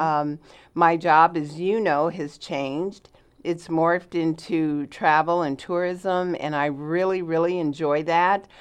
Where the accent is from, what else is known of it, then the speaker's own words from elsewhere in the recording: Los Angeles, California, United States; moved away as an adult; now in Southern Oregon, United States; I am born and raised in Los Angeles, California